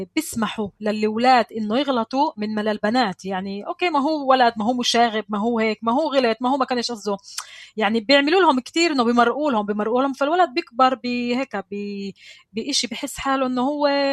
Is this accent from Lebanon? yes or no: no; Palestine; كمسلمة كفلسطينية كعربية